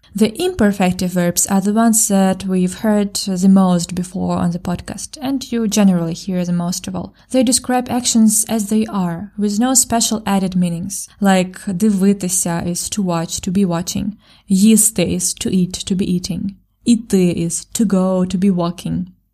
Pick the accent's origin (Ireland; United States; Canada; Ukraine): Ukraine; first language Ukrainian; English is a second language; Я українка і вчителька української